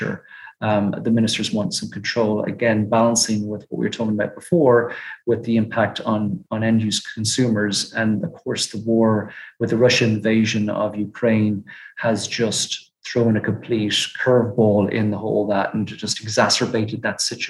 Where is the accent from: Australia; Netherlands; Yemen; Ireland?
Ireland; moved away; when I was growing up in Ireland in the 80s